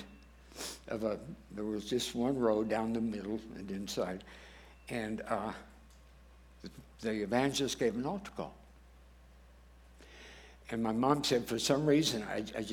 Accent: Wardell, Missouri, United States; now in Montrose, United States; I'm from Moordale, Missouri.

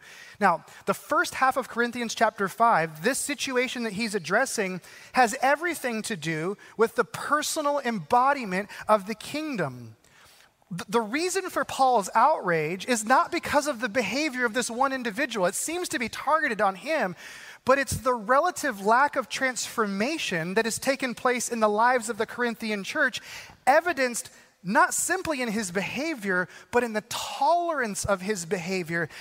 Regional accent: Arizona, United States; I grew up in Arizona

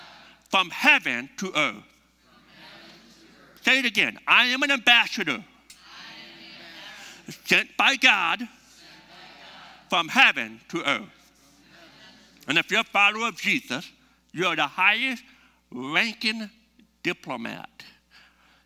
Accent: United States; we're from the United States

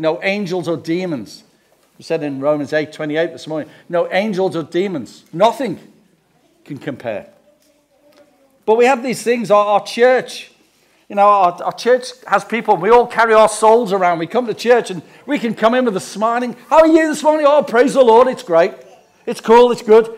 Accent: England, United Kingdom; we come from England

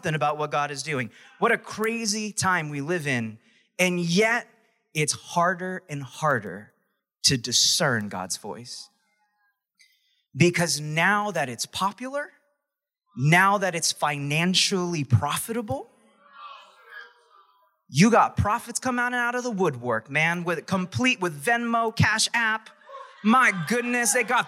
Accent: New York, United States; I was from New York

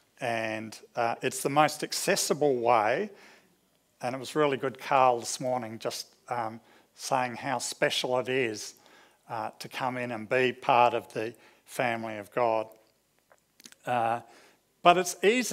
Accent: New Zealand; now in Australia; growing up in New Zealand at our local church

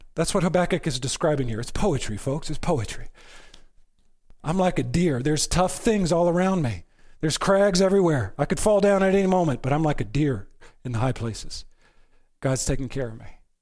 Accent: United States; I am an American

